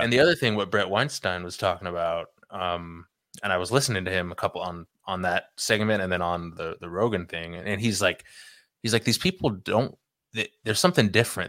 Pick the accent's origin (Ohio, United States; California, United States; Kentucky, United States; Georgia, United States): California, United States; growing up in California